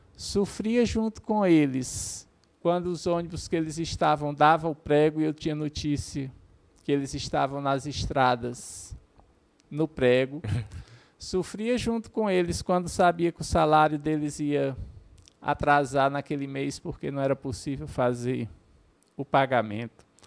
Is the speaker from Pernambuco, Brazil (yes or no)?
no; Horizonte, Ceará, Brazil; eu sou natural de Horizonte